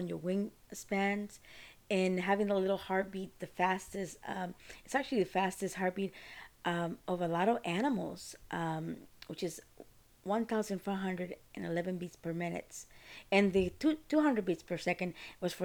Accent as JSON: {"language": "English", "country": "Costa Rica", "moved": "yes", "lives_now": "United States", "said": "I'm from Costa Rica"}